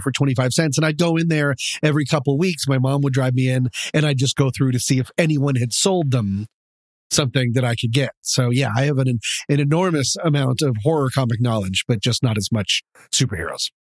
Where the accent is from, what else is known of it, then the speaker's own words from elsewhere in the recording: Boulder, Colorado, United States; growing up in Boulder, Colorado